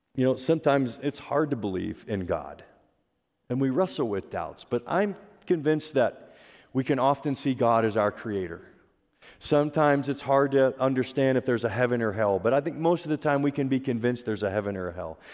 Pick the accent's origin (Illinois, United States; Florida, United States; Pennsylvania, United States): Pennsylvania, United States; I grew up in Pennsylvania